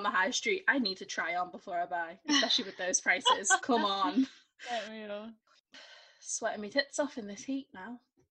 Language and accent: English; England, United Kingdom; We're English